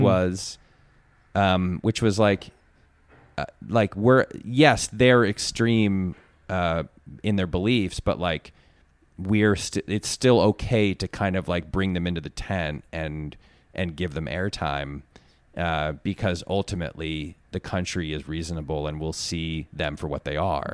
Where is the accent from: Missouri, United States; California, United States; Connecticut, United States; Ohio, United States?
Connecticut, United States; I'm from Connecticut